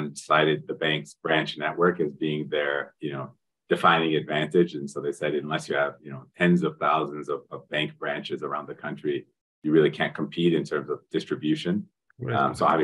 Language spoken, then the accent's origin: English; United States; moved away as an adult; also born or lived in Europe; now in Brazil; I'm actually originally from the United States